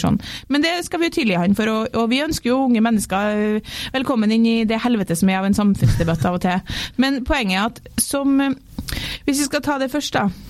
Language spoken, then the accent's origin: Norwegian; Norway; moved away; also born or lived in London